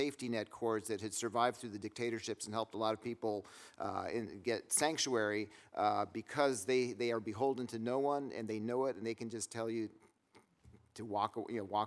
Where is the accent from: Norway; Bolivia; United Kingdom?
Bolivia; moved away; I grew up in Bolivia